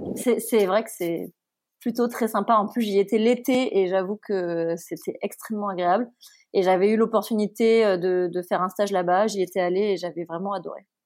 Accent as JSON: {"language": "French", "country": "Martinique", "tie": "born or raised there", "also_born_or_lived": "Paris", "moved": "as an adult", "said": "j'ai quitté la Martinique où j'avais passé toute ma vie pour aller en prépa à Paris"}